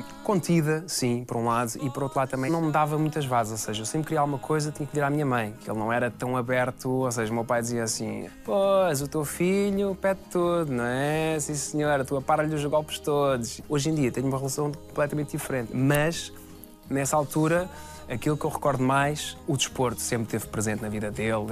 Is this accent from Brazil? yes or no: no; Massamá, Lisbon, Portugal; Eu cresci em Massamá, andei numa escola Montabrão